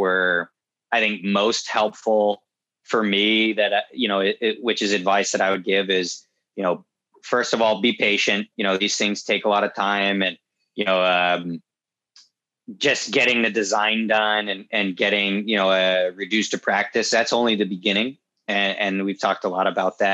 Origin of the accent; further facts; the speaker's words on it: Southern New Hampshire, United States; moved away as an adult; also born or lived in upstate New York; I grew up in Southern New Hampshire, right next to a grass strip airfield